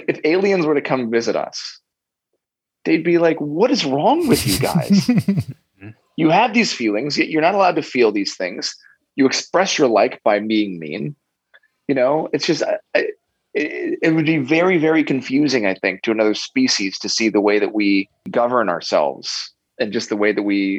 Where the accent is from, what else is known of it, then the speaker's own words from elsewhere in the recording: United States; growing up in America